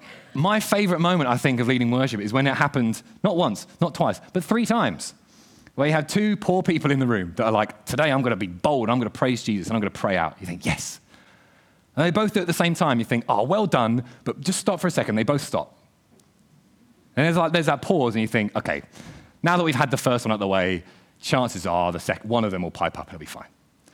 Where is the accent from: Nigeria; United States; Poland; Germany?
United States; the South; I've led worship in my church where I was brought up back in the South in a Baptist church